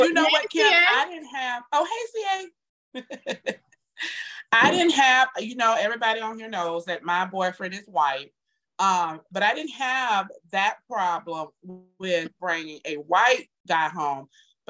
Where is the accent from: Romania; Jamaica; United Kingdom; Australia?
Jamaica; Not because we're Jamaican, that's because we're humans.